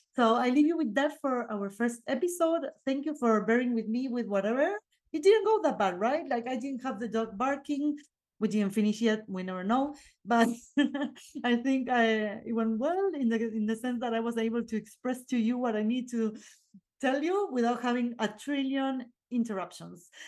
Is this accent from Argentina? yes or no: yes; Argentina; English is a second language; moved away; I'm from Argentina, and my partner too